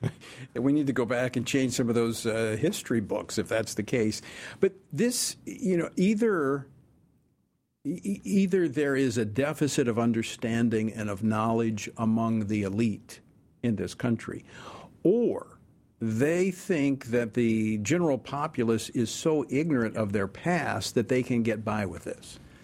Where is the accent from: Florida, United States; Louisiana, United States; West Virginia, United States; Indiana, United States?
Louisiana, United States; In my home state of Louisiana